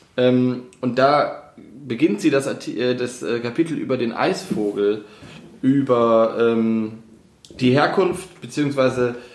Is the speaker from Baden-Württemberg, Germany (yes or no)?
no; school in Osnabrück, a village in Lower Saxony, Germany; moved away; komme ich ja aus, äh, aus dem Dorf in Niedersachsen, bin aber in ähm, Osnabrück zur Schule gegangen